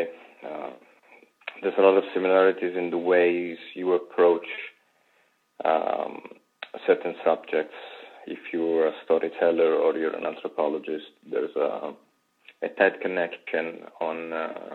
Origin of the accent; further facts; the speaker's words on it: Apulia, Italy; moved away as an adult; now in Rome, Italy; I'm from Berlin in Puglia.